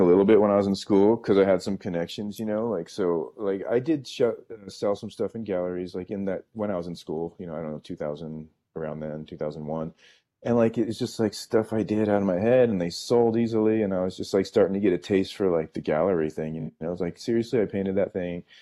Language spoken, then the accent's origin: English; San Francisco, California, United States; I grew up in San Francisco